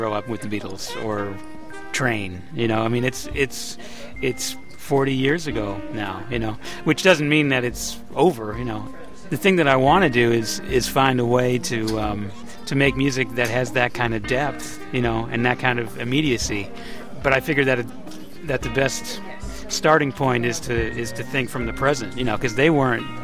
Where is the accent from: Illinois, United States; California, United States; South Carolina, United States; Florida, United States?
South Carolina, United States; Columbia; as an 8-year-old growing up in Columbia, South Carolina